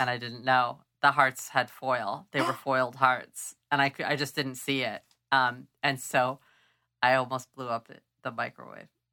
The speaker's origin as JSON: {"language": "English", "town": "Clovis", "region": "California", "country": "United States", "tie": "born or raised there", "said": "I grew up near Clovis"}